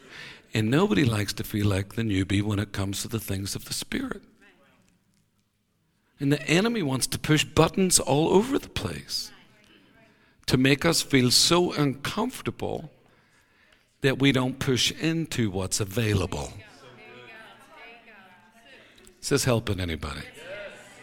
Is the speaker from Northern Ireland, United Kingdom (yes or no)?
yes; Northern Ireland, United Kingdom; moved away as an adult; now in United States; I was born in Ireland